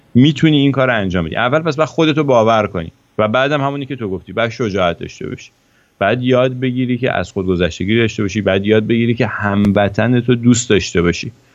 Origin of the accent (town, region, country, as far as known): Iran; moved away